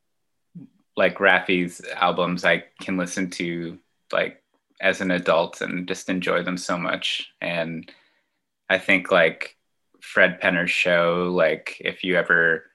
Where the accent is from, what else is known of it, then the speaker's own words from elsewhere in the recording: Kitchener, Ontario, Canada; moved away as an adult; also born or lived in London, Ontario / Cambridge, Ontario; now in Toronto, Canada; I was born in London, Ontario, and then I grew up in Kitchener, Waterloo, and I moved to Toronto in 2011.